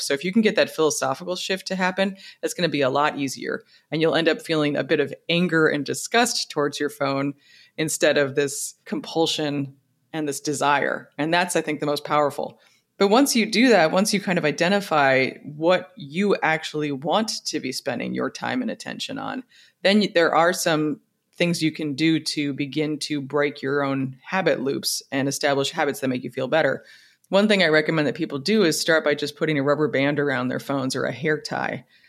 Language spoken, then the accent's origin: English; United States; as an American